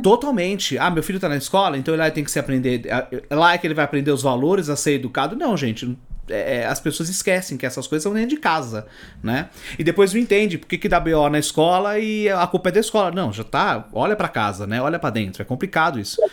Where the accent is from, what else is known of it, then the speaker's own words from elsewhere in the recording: São Paulo, Brazil; Eu não sou de São Paulo, sou do interior